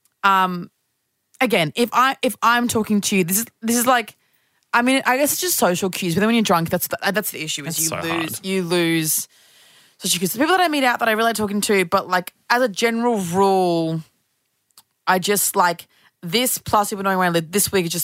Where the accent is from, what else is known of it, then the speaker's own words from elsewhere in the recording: Brisbane, Queensland, Australia; moved away; I'm from Brisbane